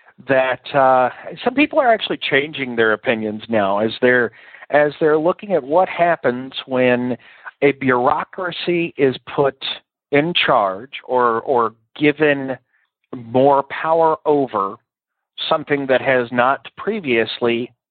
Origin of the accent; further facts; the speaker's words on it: Texas, United States; I'm from Texas.